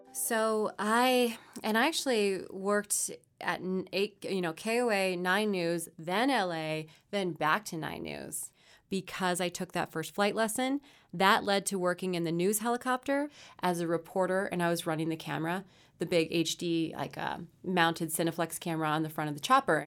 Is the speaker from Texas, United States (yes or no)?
no; Victorville, California, United States; I Grew up in Southern California, out in the high desert. So, Victorville, not the nicest part of the world